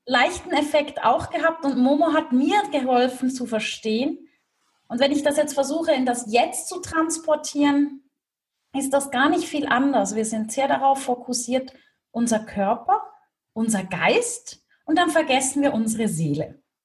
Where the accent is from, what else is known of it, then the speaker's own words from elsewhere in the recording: Switzerland; Swiss made, Swiss raised.